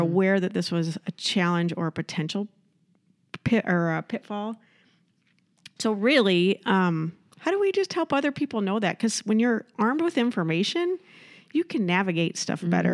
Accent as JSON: {"language": "English", "region": "Iowa", "country": "United States", "also_born_or_lived": "Southern California", "moved": "as an adult", "lives_now": "Rochester, United States", "said": "I'm from Iowa"}